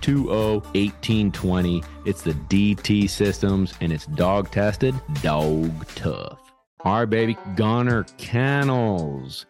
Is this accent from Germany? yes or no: no; central New York, United States; we're from central New York